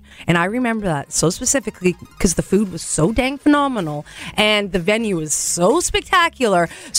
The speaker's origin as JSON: {"language": "English", "town": "Vernon", "region": "British Columbia", "country": "Canada", "tie": "born or raised there", "said": "as a child, I grew up in Vernon"}